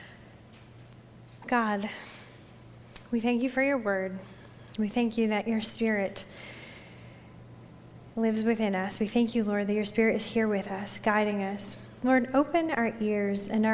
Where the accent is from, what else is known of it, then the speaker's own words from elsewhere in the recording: the Berkshires, western Massachusetts, United States; also born or lived in North Shore of Boston / South Shore, Massachusetts / southern Maine; far western Massachusetts where I grew up out in the Berkshires